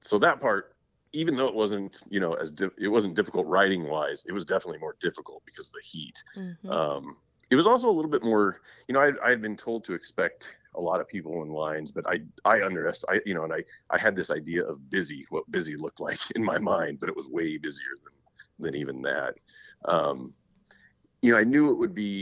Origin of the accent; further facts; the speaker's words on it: Papillion, Nebraska, United States; I'm from Papillion, Nebraska, which is just kind of a suburb of Omaha